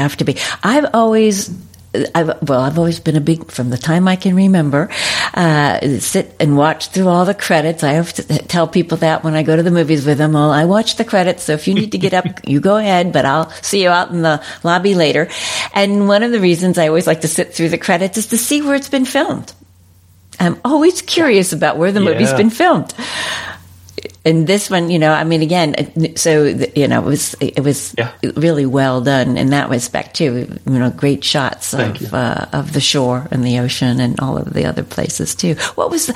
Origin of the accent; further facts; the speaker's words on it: Mountain Lakes, New Jersey, United States; moved away; I'm from New Jersey originally